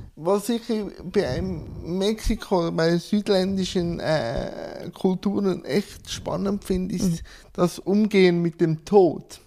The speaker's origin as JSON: {"language": "German", "region": "Schwyz", "country": "Switzerland", "tie": "born or raised there", "said": "ich bin im Kanton Schwyz geboren"}